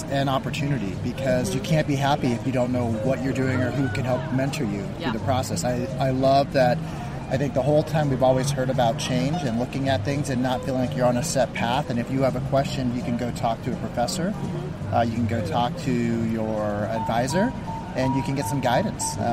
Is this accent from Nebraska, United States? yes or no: yes; Omaha, Nebraska, United States; I'm from Omaha, Nebraska.